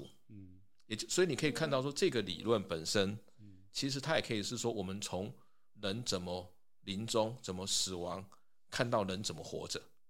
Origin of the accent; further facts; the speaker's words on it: Taipei, Taiwan; moved away as an adult; also born or lived in United States / Hualien; 从小在台北长大没有碰过。